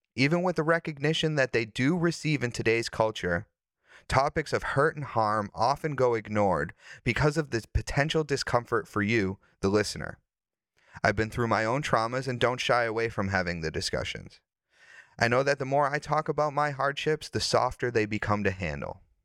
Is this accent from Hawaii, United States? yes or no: no; Wilmington, Massachusetts, United States; also born or lived in Derry, New Hampshire; now in Portland; I grew up in Wilmington